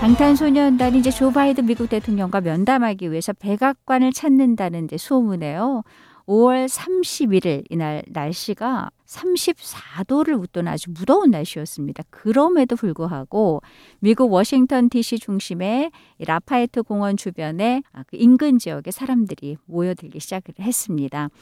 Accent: South Korea; 한국인으로서 자랑스럽기만 하네요

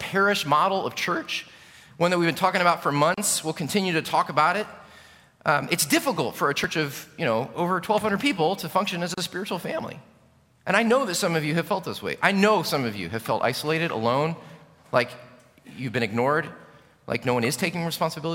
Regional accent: United States; as an American pastor.

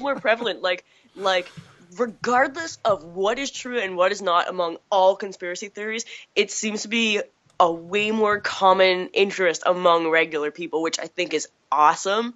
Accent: Chatham, Massachusetts, United States; I grew up in Chatham

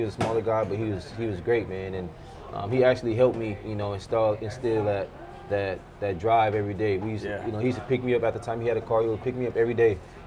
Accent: Pacoima, California, United States; I was born and raised in Southern California. The city's called Pacoima

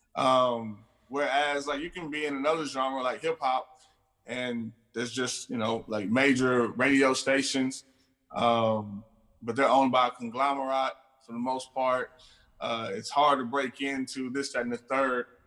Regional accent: Houston, Texas, United States; I'm from Houston

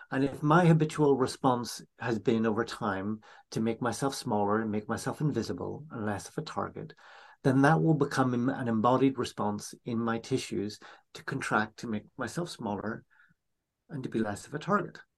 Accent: Northern Ireland, United Kingdom; So, you know, my own family background, I grew up in Northern Ireland during a time of conflict

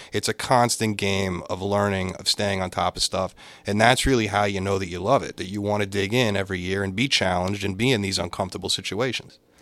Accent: Boca Raton, Florida, United States; moved away as an adult; now in Boston, United States; I was a tax accountant in Florida, and I grew up in Boca Raton

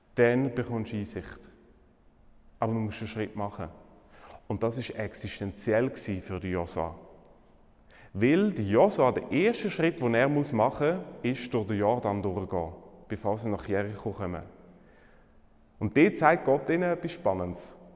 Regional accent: Switzerland; bei uns in der Schweiz

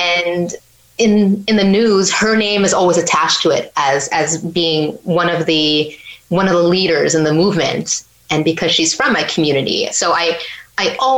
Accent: Kahnawake, Quebec, Canada; I'm from Ganawagi

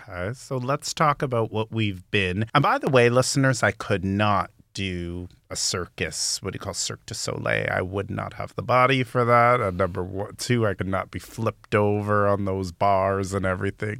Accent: Toronto, Ontario, Canada; I'm from Scarborough, too

